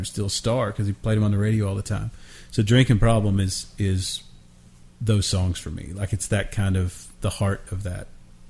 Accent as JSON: {"language": "English", "town": "Virgie", "region": "Kentucky", "country": "United States", "tie": "born or raised there", "moved": "yes", "said": "I grew up in Kentucky, and we had one radio station near Virgie."}